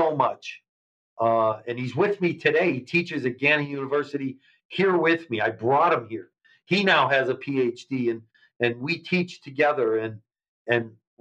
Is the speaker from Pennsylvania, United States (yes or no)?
yes; Erie, Pennsylvania, United States; my city and the town that I talk about so much in Erie, Pennsylvania